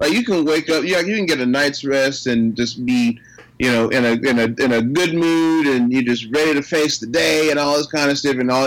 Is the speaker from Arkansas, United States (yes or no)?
yes; Pine Bluff, Arkansas, United States; accent: South Arkansas; I grew up in South Arkansas, and so I speak South Arkansas